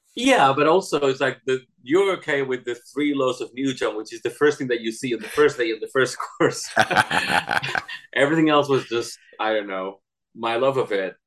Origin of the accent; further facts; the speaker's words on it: Barcelona, Catalonia, Spain; English is a second language; moved away as an adult; also born or lived in Cadiz, Spain / Madrid, Spain; growing up in Barcelona